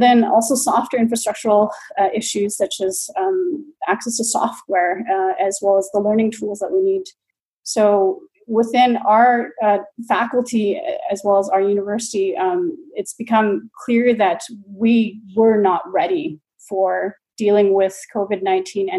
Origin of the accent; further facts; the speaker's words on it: BC, British Columbia, Canada; moved away as an adult; now in Dortmund, Germany; I'm a Canadian who's been based in Germany since 2012. So I have been educated and also practiced planning in Canada, in BC.